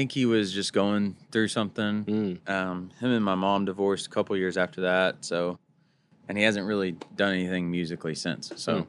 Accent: Mesquite, Texas, United States; I grew up in a rodeo town called Mesquite.

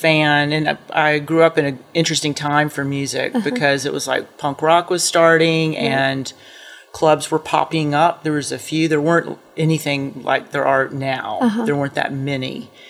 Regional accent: Atlanta, Georgia, United States; now in Athens, United States; I'm from Atlanta and came here to go to school and had never been to Athens before.

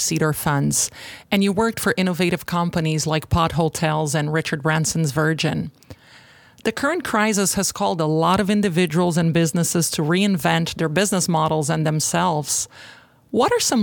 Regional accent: Brazil; when I was growing up in Brazil

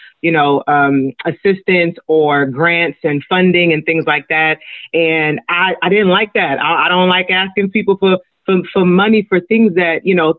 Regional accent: Los Angeles, California, United States; I am Nigerian American. I'm first generation Nigerian. But I grew up in South

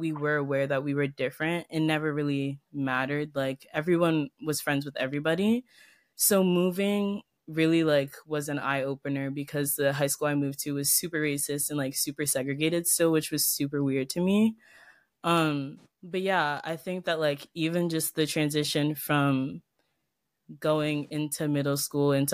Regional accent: Ellicott City, Maryland, United States; also born or lived in Potomac, Maryland; I went to like a pretty small private school in Ellicott City for a long time. I think like 11 years. I started going there when I was 5 and then I left the school 8th grade.

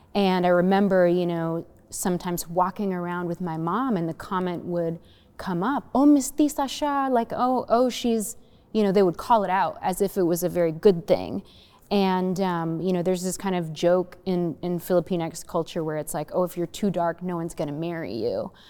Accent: United States; my growing up in the United States

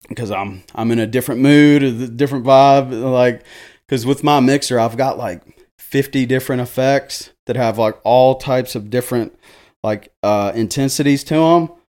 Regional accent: Jackson, Tennessee, United States; I am born and raised here in Jackson, Tennessee

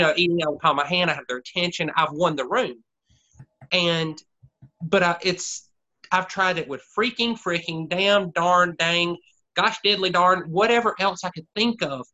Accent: Anderson, South Carolina, United States; accent: Southern; also born or lived in Greenville, South Carolina; my hometown, which Anderson, South Carolina is 45 minutes, well, half an hour south of Greenville

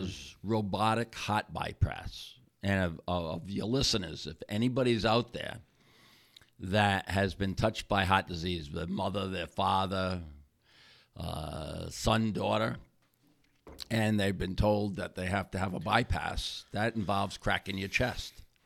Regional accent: Warwick, Rhode Island, United States; now in Wakefield, United States; I'm from Wakefield, Rhode Island, originally in, from Warwick, Rhode Island

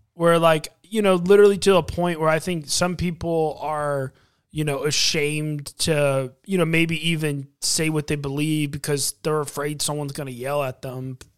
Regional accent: United States

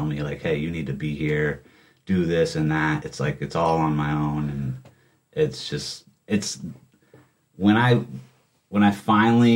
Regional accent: Burlington, Vermont, United States; I was, like, the North End skateboarder of Burlington

